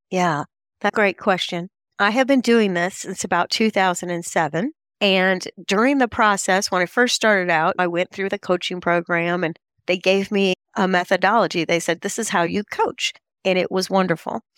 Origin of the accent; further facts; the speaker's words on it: Charlotte, North Carolina, United States; I come from Charlotte, North Carolina